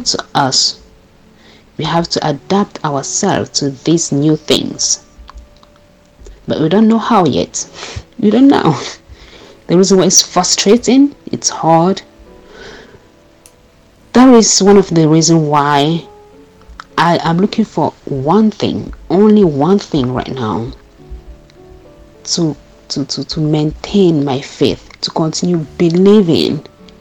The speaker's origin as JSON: {"language": "English", "country": "Cameroon", "moved": "yes", "lives_now": "Germany", "said": "from Cameroon"}